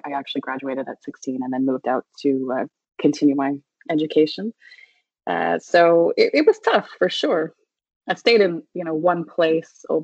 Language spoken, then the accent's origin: English; Prince Edward County, Ontario, Canada; I grew up in Prince Edward County, which back then was not as fancy as it is now